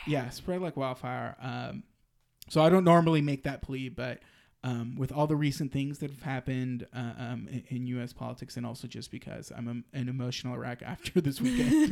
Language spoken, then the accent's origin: English; Austin, Texas, United States; my hometown. And it was in, you know, the crown jewel of Austin, Zilker Park